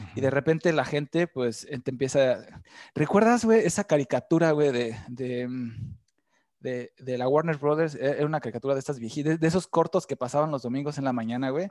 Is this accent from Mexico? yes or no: yes; Mexico City, Mexico; moved away as an adult; also born or lived in Playa del Carmen, Mexico; now in Germany; me salí de México